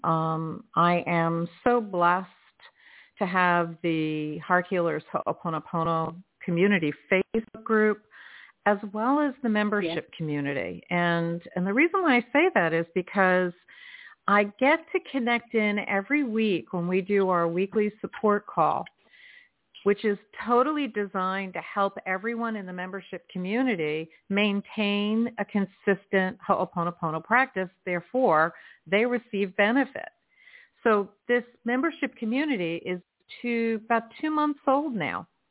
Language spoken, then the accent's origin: English; United States; moved away; Philadelphia, close to my hometown